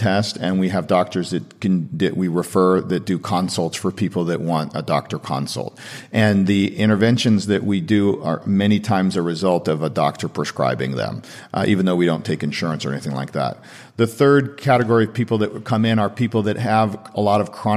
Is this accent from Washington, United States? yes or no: yes; Seattle, Washington, United States; now in Santa Monica, United States; I'm from Seattle